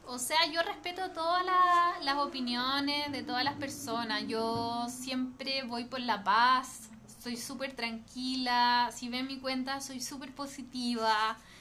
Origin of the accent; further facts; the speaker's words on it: Puerto Varas, Los Lagos, Chile; moved away as an adult; now in Santiago, Chile; soy de Puerto Vara